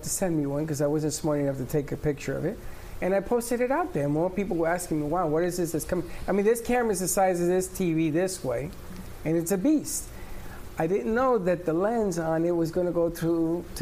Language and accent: English; New York City, New York, United States; I grew up with him on DeKalb Avenue